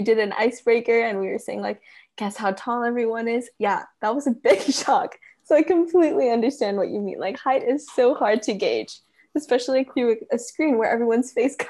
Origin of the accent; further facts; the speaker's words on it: United States; Okay, so I'm actually an American living overseas, so my experience would be very different